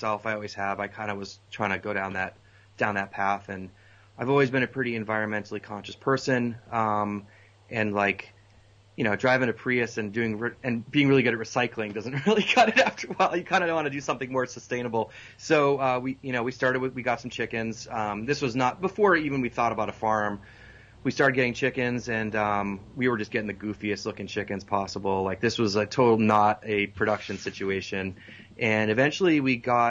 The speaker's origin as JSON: {"language": "English", "town": "Boston", "region": "Massachusetts", "country": "United States", "tie": "born or raised there", "also_born_or_lived": "Colorado", "moved": "as an adult", "lives_now": "North Carolina, United States", "said": "I grew up in Boston"}